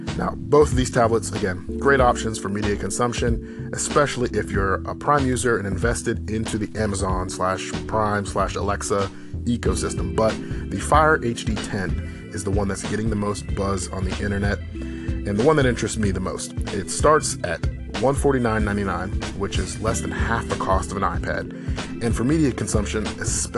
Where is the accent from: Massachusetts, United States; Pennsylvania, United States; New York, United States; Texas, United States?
Pennsylvania, United States; Pittsburgh; Pittsburgh, yes, my hometown